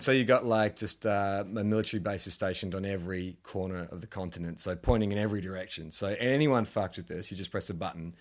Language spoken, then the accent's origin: English; Australia; I'm Australian